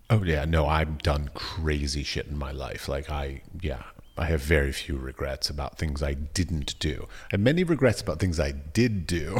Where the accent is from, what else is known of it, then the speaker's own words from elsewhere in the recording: United States; as an American